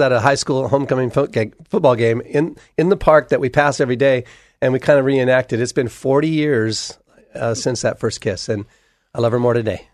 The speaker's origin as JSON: {"language": "English", "town": "Hood River", "region": "Oregon", "country": "United States", "tie": "born or raised there", "said": "We grew up in Hood River, and, uh, we met there as high school sweethearts"}